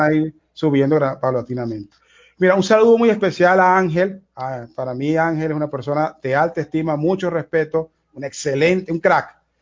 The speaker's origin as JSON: {"language": "Spanish", "country": "Venezuela", "said": "en mi caso particular, como venezolano"}